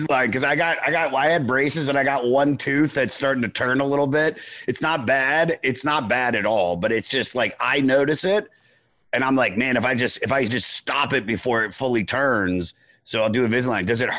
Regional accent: Washington D.C. area, Maryland, United States; moved away as an adult; also born or lived in Los Angeles; now in New York, United States; I'm originally from Washington D.C. area, Maryland.

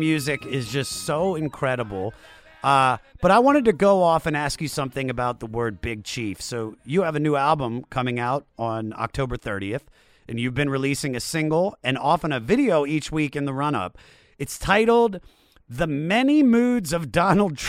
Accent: Washington, District of Columbia, United States; I'm from Washington, D.C.

